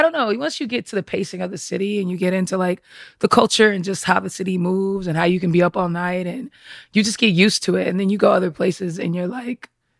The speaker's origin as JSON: {"language": "English", "town": "Boston", "region": "Massachusetts", "country": "United States", "also_born_or_lived": "Los Angeles, United States", "moved": "yes", "lives_now": "New York, United States", "said": "I moved from here to New York to write for SNL. And I never thought I would live in New York. I'm a Bostonian."}